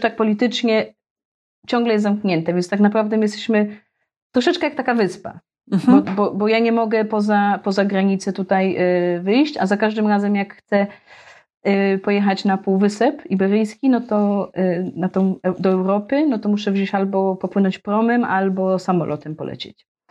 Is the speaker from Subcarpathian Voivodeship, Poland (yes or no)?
no; Gdynia, Pomeranian Voivodeship, Poland; moved away as an adult; also born or lived in Australia; now in Melilla, Spain; jestem z Gdyni.